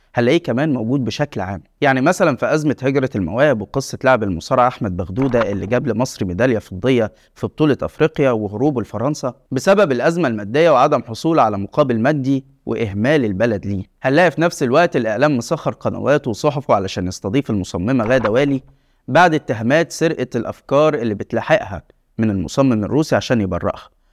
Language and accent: Arabic; Egypt; التجربة اللي عشناها كمصريين